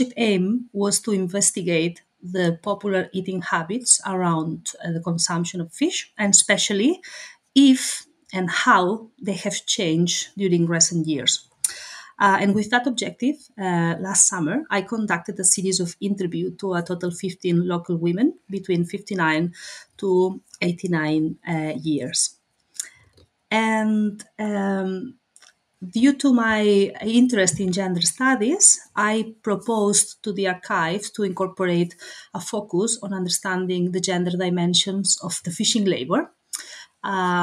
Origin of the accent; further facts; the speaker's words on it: Blanes, Catalonia, Spain; moved away; Blanes is my hometown where I grew up